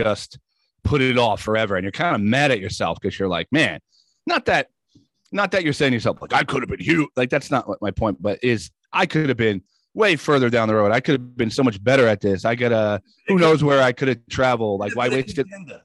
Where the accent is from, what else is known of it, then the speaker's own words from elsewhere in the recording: Woodbridge, New Jersey, United States; also born or lived in Rockaway, New Jersey; I grew up in Woodbridge